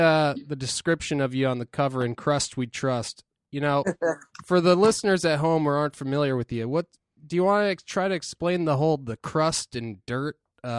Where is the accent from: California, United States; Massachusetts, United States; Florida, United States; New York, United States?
Massachusetts, United States; Boston; We're from Boston.